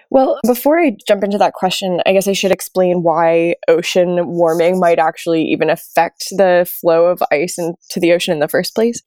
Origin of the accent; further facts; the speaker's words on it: New York, United States; moved away as an adult; also born or lived in Maine; So I'm originally from New York, which, although you might not think of it that way, is actually a coastal city